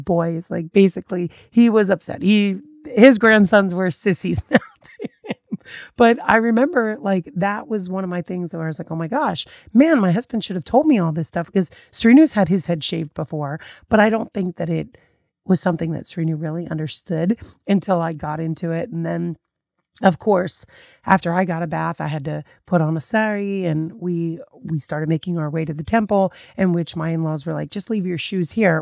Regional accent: United States; I was very much that country girl raised in America

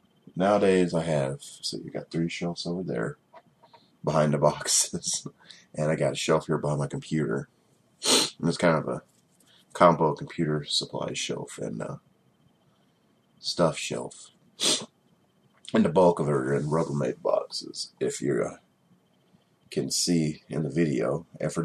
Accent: Georgia, United States; I'm from Georgia, and that sounded extremely southern.

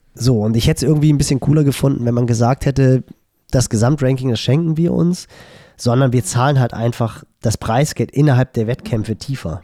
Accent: Hamburg, Germany; als Hamburger

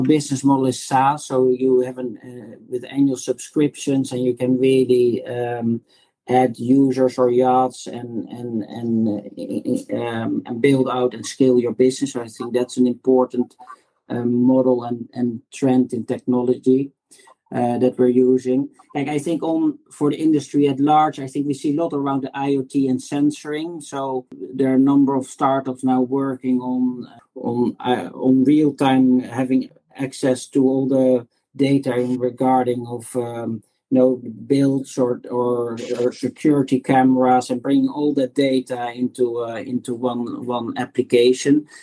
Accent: Netherlands; moved away as an adult; also born or lived in United Kingdom / United States; now in Singapore; as you can hear from my accent, I'm originally from the Netherlands.

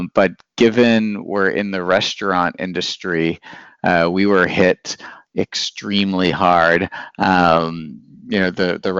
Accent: Northern Ontario, Canada; moved away as an adult; now in Berlin, Germany; So I'm from Northern Ontario in a mining kind of city

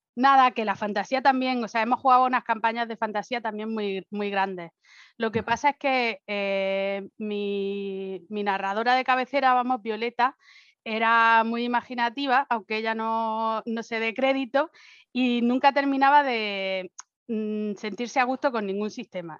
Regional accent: Spain; moved away as an adult; now in Germany; me fui de España

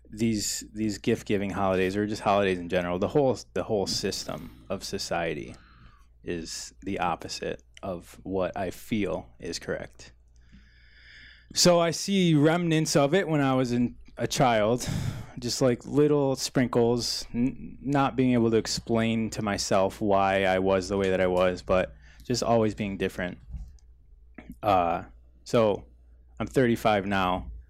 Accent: Lakewood, California, United States; born there; Lakewood, California.

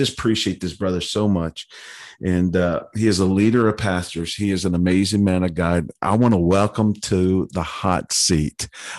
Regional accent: Orlando, Florida, United States; I grew up here in Orlando, played football at a small little school called Florida State Seminoles.

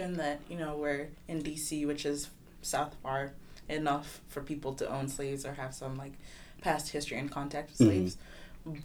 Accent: Kigali, Rwanda; moved away as an adult; now in Washington, D.C., United States; I am currently in the college, class of 2022 from Kigali, Rwanda.

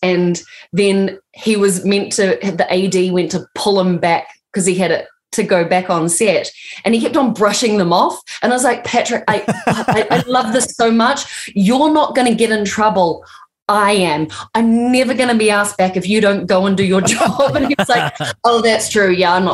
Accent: New Zealand; I'm from New Zealand.

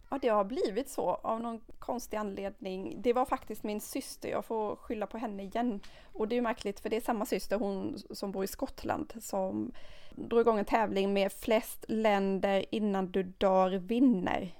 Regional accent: Sweden; vi som svenskar

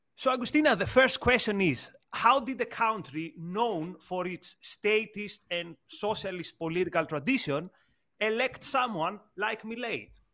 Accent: Greece; moved away as an adult; also born or lived in United Kingdom; I come from Greece, a country with a similar political trajectory with Argentina

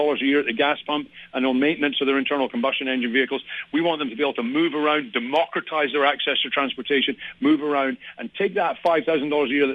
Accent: Scotland, United Kingdom; now in San Diego, United States; I am from Scotland.

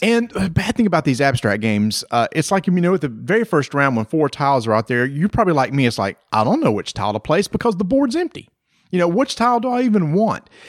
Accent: the South, United States; we're from the South

